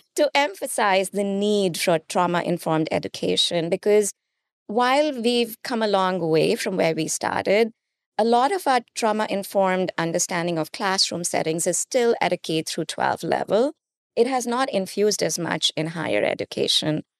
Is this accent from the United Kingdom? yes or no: no; India; moved away; I grew up in India